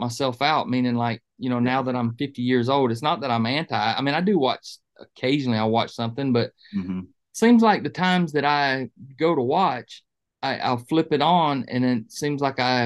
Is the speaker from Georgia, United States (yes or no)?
yes; Georgia, United States; also born or lived in Dayton, Ohio; I didn't get to Georgia till I was about five, but my dad was a fireman for the city of Dayton. And he transferred down to Atlanta